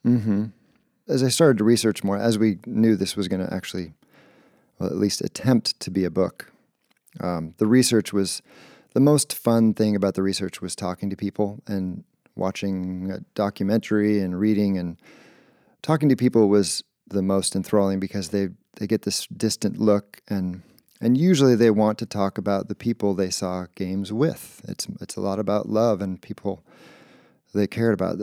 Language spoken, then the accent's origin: English; Tualatin, Oregon, United States; moved away as an adult; also born or lived in Ketchum, Idaho; now in Seattle, United States; I grew up in Oregon